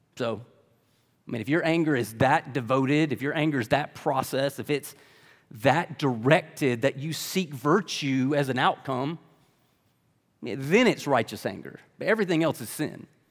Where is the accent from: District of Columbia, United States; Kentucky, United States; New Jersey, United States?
Kentucky, United States; Lexington; I'm from Lexington, like most of y'all